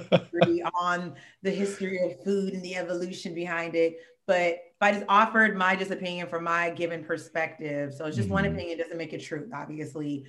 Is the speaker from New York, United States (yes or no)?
no; Oakland, California, United States; also born or lived in Pittsburg, California; we're both from the Bay Area, but I'm like, you know, I, I got roots between Oakland and Pittsburgh